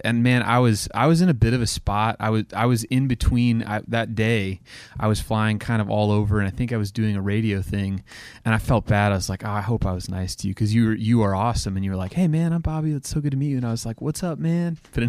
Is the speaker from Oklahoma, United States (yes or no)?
yes; Oklahoma, United States; So I grew up in Oklahoma, and so I feel like that era of country music was just, I don't know, like I grew up listening to it.